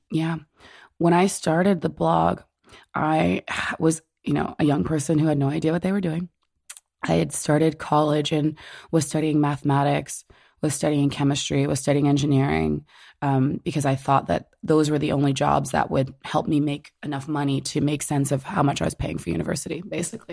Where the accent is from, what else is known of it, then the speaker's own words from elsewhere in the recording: Orange, New Jersey, United States; I grew up in Orange, New Jersey